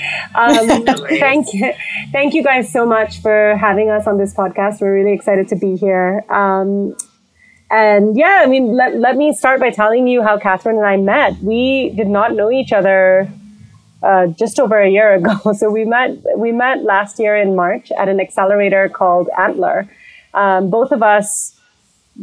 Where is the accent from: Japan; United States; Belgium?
Belgium; moved away as an adult; also born or lived in India / London, United Kingdom; now in Nairobi, Kenya; I grew up in Belgium. I'm originally Indian, and lived in London for 8 years. I came to Kenya because of my husband